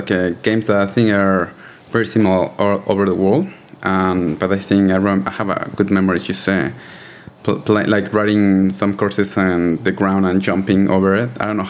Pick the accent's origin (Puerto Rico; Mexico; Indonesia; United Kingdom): Mexico; Mexico City; English is a second language; moved away as an adult; now in Australia; I was born in Mexico City